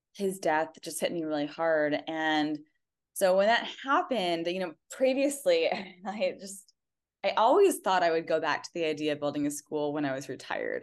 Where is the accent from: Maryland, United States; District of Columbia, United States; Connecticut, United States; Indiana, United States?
Indiana, United States; I grew up in Indiana